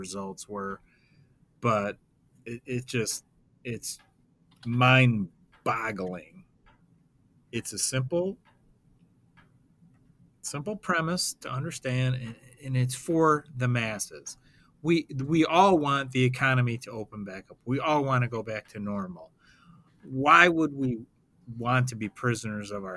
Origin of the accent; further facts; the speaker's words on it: Roseville, Michigan, United States; I'm from Roseville, or I grew up in Roseville